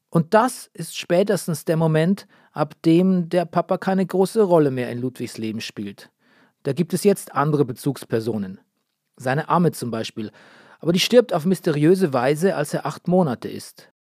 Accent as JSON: {"language": "German", "region": "Bavaria", "country": "Germany", "tie": "born or raised there", "said": "in meinem Heimatland Bayern."}